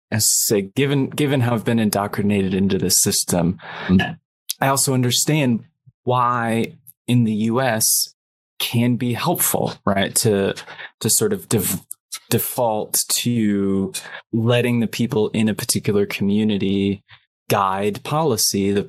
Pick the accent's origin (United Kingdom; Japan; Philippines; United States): United Kingdom; yeah, and of course yeah, I grew up in Britain